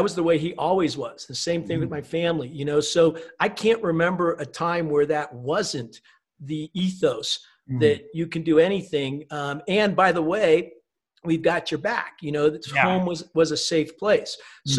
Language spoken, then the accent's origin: English; East Coast, United States; also born or lived in Germany / Newport, Rhode Island; I was born in Germany, moved a lot every 3 years, some other place, a lot on the East Coast in the US. And we happened to be living at that point in Newport, Rhode Island.